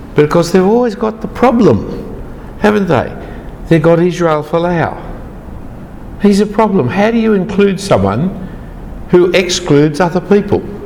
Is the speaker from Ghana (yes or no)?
no; Australia; I am uh, Anglo Danish background. I am uh, male. I am Australian citizenship